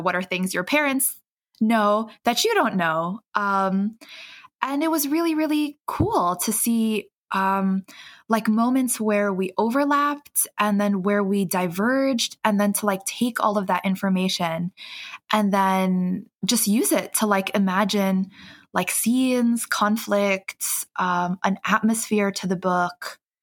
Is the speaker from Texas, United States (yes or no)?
no; New York City, New York, United States; my hometown, which is um, Queens, New York